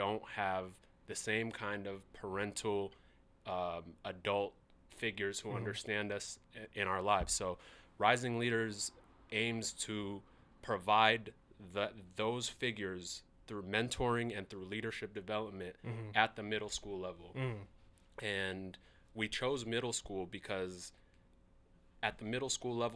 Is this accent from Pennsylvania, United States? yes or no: no; Seattle, Washington, United States; growing up in Seattle, I went to Mercer Middle School. I went to Franklin. I grew up in all parts of the South End, Holly Park, Rainier Vista, that's where I grew up